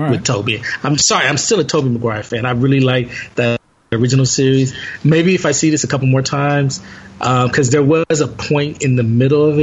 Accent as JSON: {"language": "English", "town": "Los Angeles", "region": "California", "country": "United States", "said": "I'm from South L.A."}